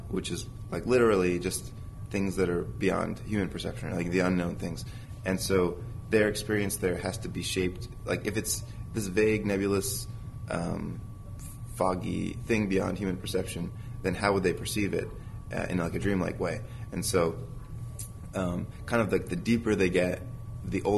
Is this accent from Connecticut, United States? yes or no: no; New Jersey, United States; moved away as an adult; now in California, United States; I grew up in New Jersey, and I was used to the seasons of the year. But for to go to animation school, I moved out to California